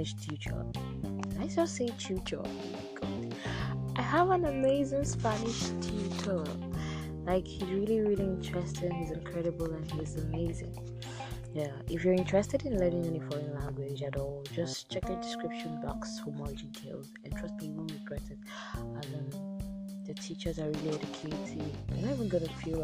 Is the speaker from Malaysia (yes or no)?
no; Abia, Nigeria; now in Port Harcourt, Nigeria; I'm from Abia State, I'm Igbo by tribe